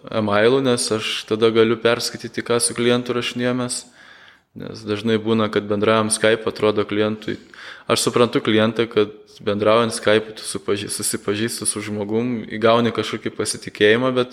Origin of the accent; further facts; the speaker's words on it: Lithuania